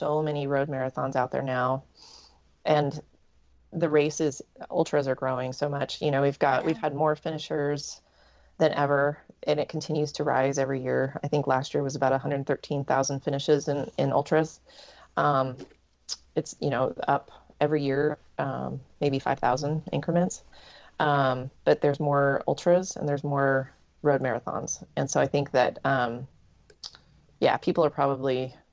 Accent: Salem, Oregon, United States; I'm from Salem, Oregon. So I'm just, the capital of Oregon

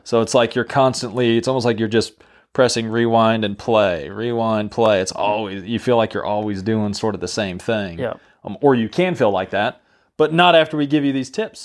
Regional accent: New Mexico, United States; moved away; I'm from New Mexico originally

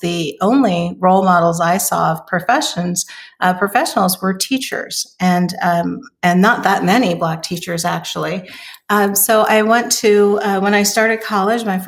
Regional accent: Oakland, California, United States; So I am originally from California. I was born in Oakland, California.

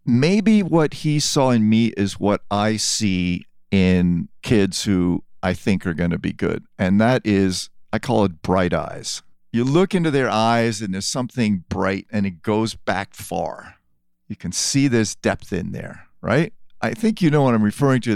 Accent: New York City, New York, United States; also born or lived in France; I did grow up in New York from time I was seven

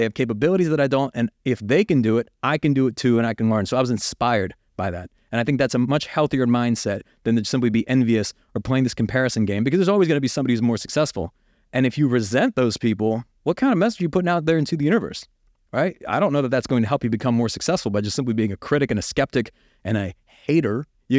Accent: United States; And even though I grew up in America, I was college educated, I had every opportunity to succeed.

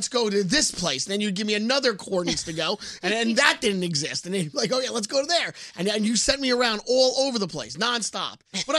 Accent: New Jersey, United States; I grew up in New Jersey. I never came to New York till I started working here.

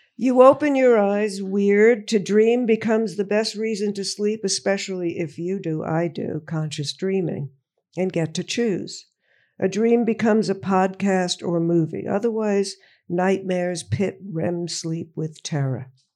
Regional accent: Woodmere, New York, United States; I grew up, uh, in Woodmere, Long Island, Nassau County.

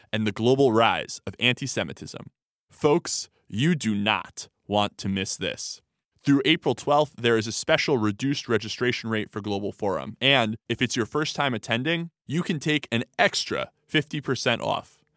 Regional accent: United States; I'm an American Jew

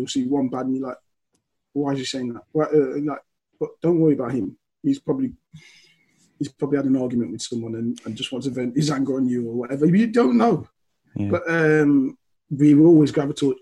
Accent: Leicester, East Midlands, United Kingdom; moved away as an adult; also born or lived in Liverpool; I was born and raised in Leicester

